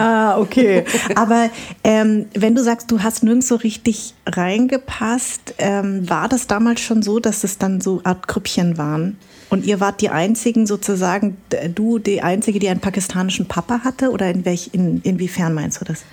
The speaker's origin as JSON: {"language": "German", "town": "Darmstadt", "region": "Hesse", "country": "Germany", "tie": "born or raised there", "said": "also ich bin ja auch Hessin. Mhm. Ich bin in Darmstadt geboren."}